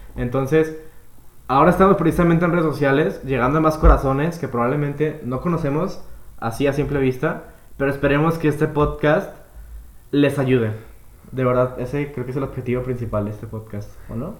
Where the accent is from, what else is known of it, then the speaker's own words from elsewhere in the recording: Guadalajara, Jalisco, Mexico; Yo también soy tapatío de aquí, de Guadalajara, ah, Jalisco